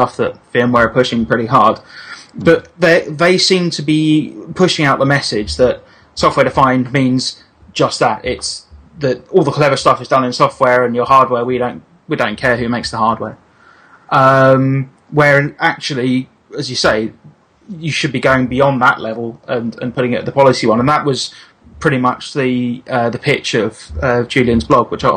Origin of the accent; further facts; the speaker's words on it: Milton Keynes, South East England, United Kingdom; born or raised there